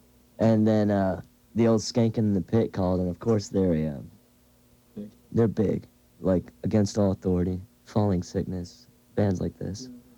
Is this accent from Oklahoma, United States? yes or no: no; Alabama, United States; you're from the South, and you're trying to book shows in California, and you call and they ask, well, where are you from? You say, Alabama.